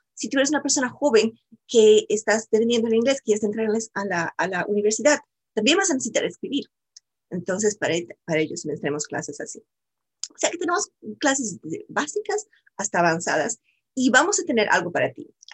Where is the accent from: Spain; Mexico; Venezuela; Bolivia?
Bolivia; moved away as an adult; now in United States; yo soy también de Bolivia, yo soy sudamericana y yo también vine aquí a los Estados Unidos y aprendí inglés. vine cuando estaba muy joven, cuando estaba comenzando la universidad.